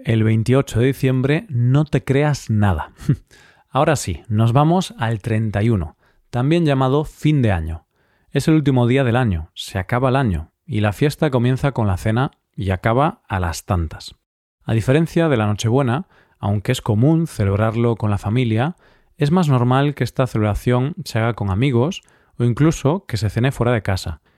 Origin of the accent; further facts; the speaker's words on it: Spain; si estás en mi país, porque en España